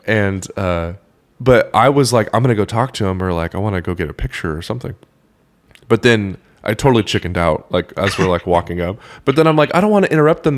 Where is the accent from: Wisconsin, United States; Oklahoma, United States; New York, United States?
Oklahoma, United States; I did not really grow up listening to a ton of country, um, which is ironic 'cause I'm from Oklahoma